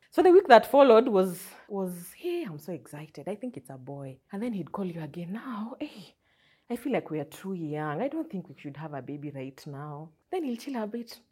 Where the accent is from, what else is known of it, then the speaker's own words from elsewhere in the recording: Butere, Kakamega County, Kenya; also born or lived in Nairobi; now in Kakamega, Kenya; I come from Kakamega County, specifically a village called, in Butere, a village called Eshisheu